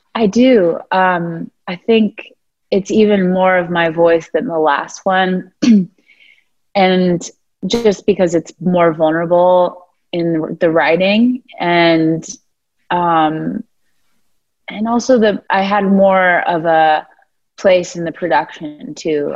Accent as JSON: {"language": "English", "region": "Florida", "country": "United States", "moved": "yes", "lives_now": "Nashville, United States", "said": "I'm from Florida"}